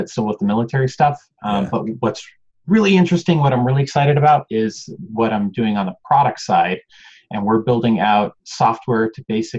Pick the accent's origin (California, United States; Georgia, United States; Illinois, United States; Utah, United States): California, United States; Fairfield; moved away as an adult; I grew up in a town called Fairfield, which is like halfway between Sacramento and the Bay Area